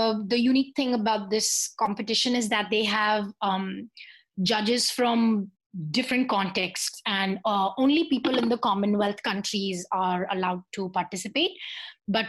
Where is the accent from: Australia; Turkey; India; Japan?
India; Ranchi, Jharkhand; moved away as an adult; also born or lived in Surat; now in Amherst, United States; Yeah, I'm from Ranchi. I grew up in Ranchi. I was born in Ranchi, but I mean, for a very sort of brief time, we migrated to Surat for 5 years, and then we came back when I was a kid.